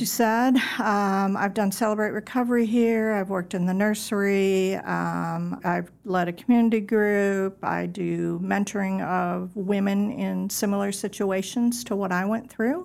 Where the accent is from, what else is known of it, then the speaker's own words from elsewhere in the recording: suburb outside of Milwaukee, Wisconsin, United States; moved away as an adult; now in Tennessee, United States; I'm originally from Wisconsin. Um, a little suburb outside of Milwaukee is where I lived most of my life.